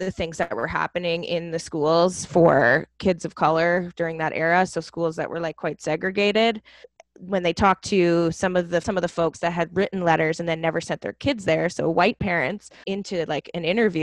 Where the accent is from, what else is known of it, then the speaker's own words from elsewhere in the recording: Canada; Canadian parent